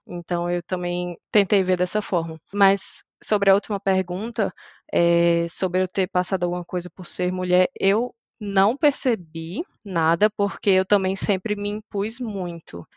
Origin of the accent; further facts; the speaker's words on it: Maceió, Alagoas, Brazil; moved away as an adult; now in Graz, Austria; Eu sou de Maceió, Alagoas